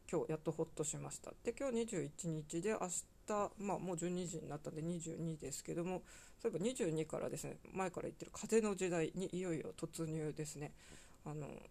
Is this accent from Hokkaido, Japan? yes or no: yes; Hokkaido, Japan; now in Kanto, Japan; どさんこ